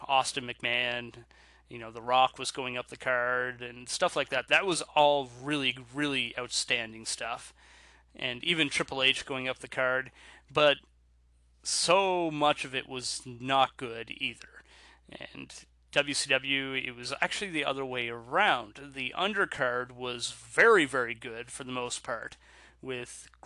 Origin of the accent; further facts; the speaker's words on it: Canada; I'm Canadian